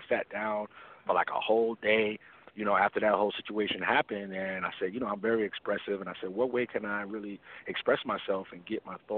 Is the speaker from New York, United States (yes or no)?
yes; New York City, New York, United States; now in Fort Lauderdale, United States; I'm originally from New York, Queens, but right now I'm currently located in Fort Lauderdale, Florida